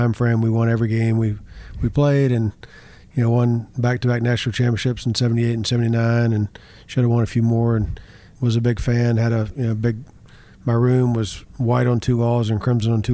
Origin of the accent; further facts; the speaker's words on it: Birmingham, Alabama, United States; also born or lived in Huntsville, Alabama; So I grew up here in Birmingham